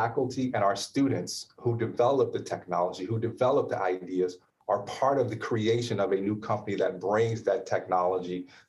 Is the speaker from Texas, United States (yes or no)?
yes; Houston, Texas, United States; Houston, Texas.